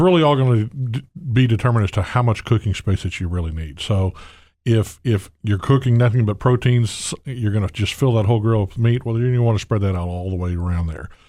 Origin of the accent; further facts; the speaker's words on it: the South, United States; accent: southern trill; moved away; born and raised in the South